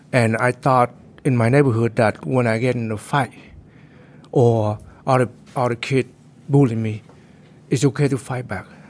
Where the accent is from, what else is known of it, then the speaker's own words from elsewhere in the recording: Santa Clara County, California, United States; I came from Santa Clara, uh, Santa Clara County